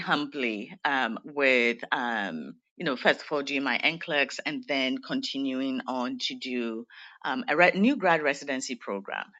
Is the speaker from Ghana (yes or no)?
yes; Ghana; moved away as an adult; I'm originally from Ghana, West Africa